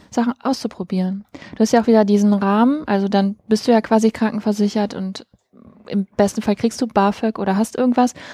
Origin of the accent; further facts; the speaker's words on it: Germany; Ich komme eigentlich ähm, so aus der Mitte von Deutschland in so einem Waldgebiet, wo es keine große Stadt gibt.